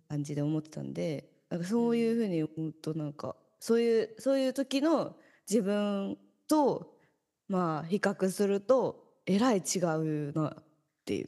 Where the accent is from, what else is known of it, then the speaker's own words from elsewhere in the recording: Kansai, Japan; moved away as an adult; now in Tokyo, Japan; 私なんてこう関西出身でさ、東京で